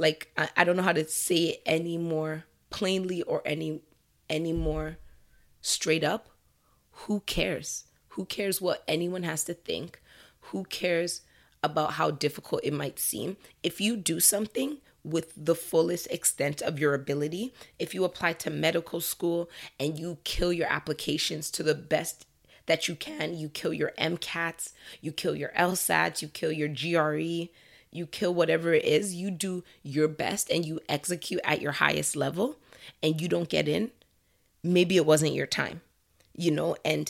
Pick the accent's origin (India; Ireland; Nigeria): Nigeria; so I'm Nigerian Canadian. I think you guys know that already.